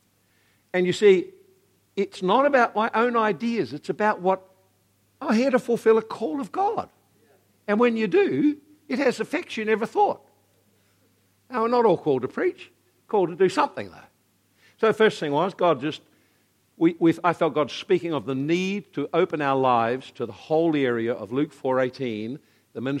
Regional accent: Napier, Hawke's Bay, New Zealand; now in Hastings, New Zealand; I grew up in Napier

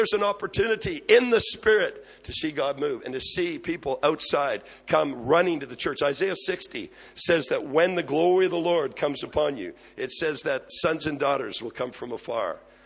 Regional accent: Quebec, Canada; moved away as an adult; also born or lived in Abbotsford, British Columbia; now in British Columbia, Canada; I'm from Quebec

